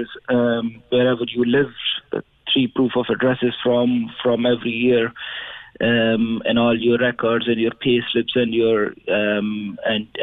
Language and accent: English; Pakistan; moved away as an adult; now in Ireland; I come from Pakistan, and I came to Ireland October 2014, more than 6 years back